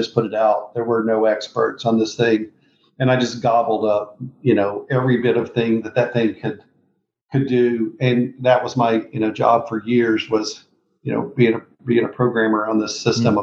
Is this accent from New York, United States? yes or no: no; Mississippi, United States; also born or lived in Memphis, Tennessee; I was born in Memphis, Tennessee, grew up in Mississippi.